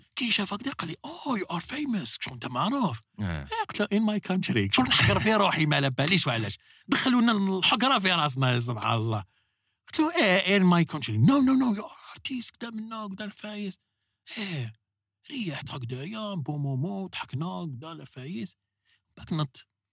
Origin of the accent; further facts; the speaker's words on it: Algeria; بلادنا الجزائر